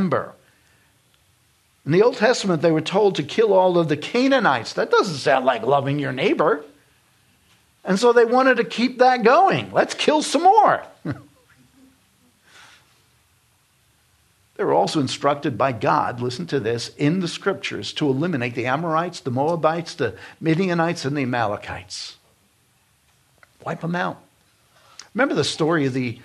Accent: New York, United States; moved away; I'm from New York, and I knew Hasidic Jews in New York because we dealt with them.

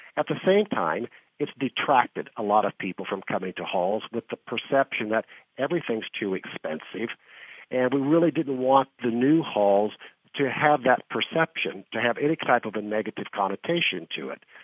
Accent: southeastern Kansas, United States; moved away as an adult; also born or lived in San Diego / Newport Beach / Beverly Hills; now in Kansas City, United States; I grew up in the Midwest in southeastern Kansas

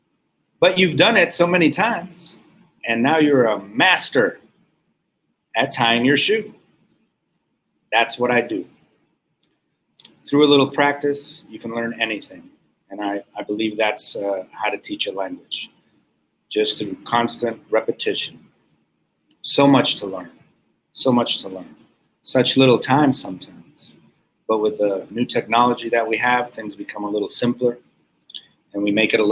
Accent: Quito, Pichincha, Ecuador; now in Virginia, United States; I was born in Ecuador, in South America, in the city of Quito. Soy de Quito, Ecuador.

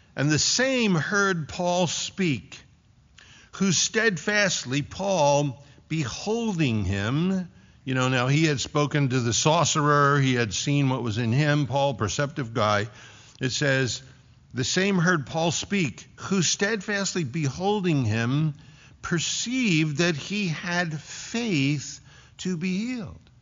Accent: Philadelphia, Pennsylvania, United States; moved away as an adult; also born or lived in Fort Collins, Colorado; I'm from Philly

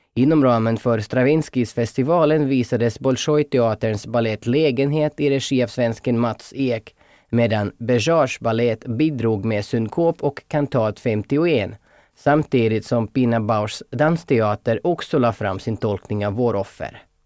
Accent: Russia; moved away as an adult; also born or lived in Perm, Russia; now in Finland; Jag är till exempel ryss som utexaminerats från Uralstaden Perms koreografiska skola

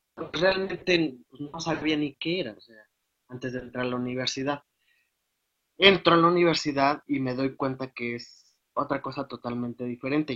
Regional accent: Guadalajara, Jalisco, Mexico; also born or lived in Hidalgo; now in Pachuca, Mexico; soy originario de Guadalajara

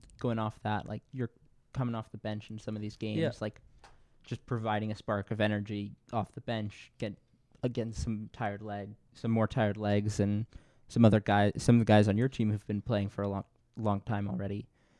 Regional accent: California, United States; now in Philadelphia, United States; I'm from California.

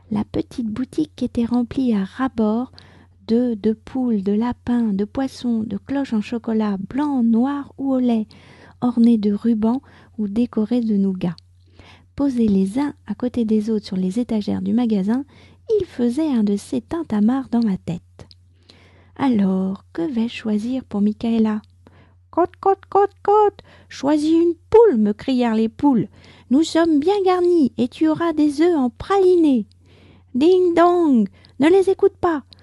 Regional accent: France; je suis française, j'habite près de Paris

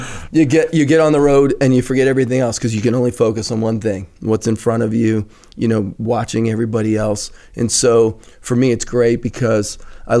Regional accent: Philadelphia, Pennsylvania, United States; moved away as an adult; also born or lived in New England; now in Connecticut, United States; I'm a Philly boy

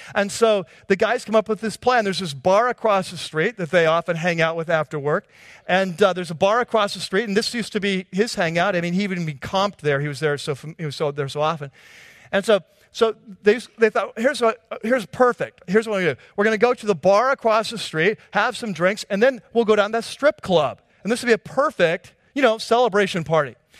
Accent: United States; as American Christians

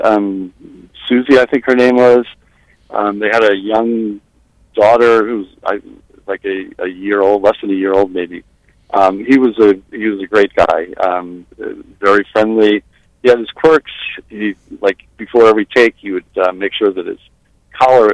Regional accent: Long Island, New York, United States; I grew up on Long Island, and our hockey team, which played in the Comac Arena

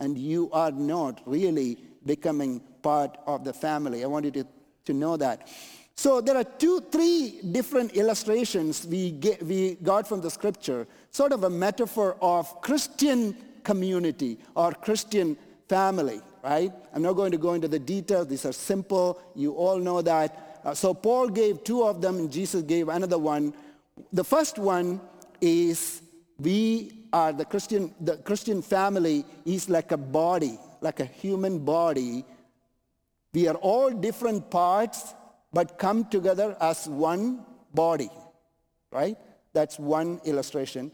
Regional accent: Canada; I'm Canadian

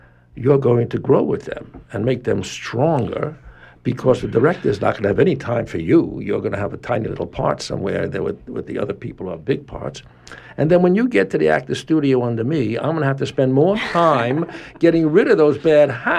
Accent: New York City, New York, United States; moved away; I was brought up in New York City

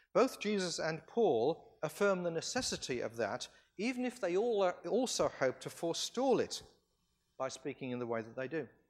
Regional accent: California, United States; I come from California

